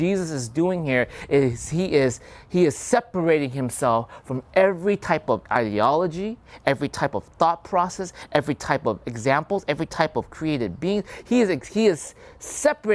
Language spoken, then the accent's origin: English; United States; I grew up here in America